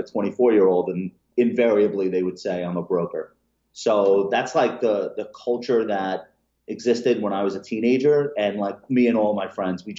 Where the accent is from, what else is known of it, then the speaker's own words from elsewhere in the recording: Long Island, New York, United States; I grew up on Long Island